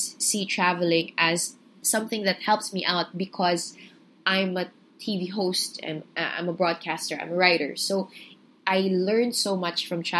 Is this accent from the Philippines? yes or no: yes; Philippines; I'm a Filipino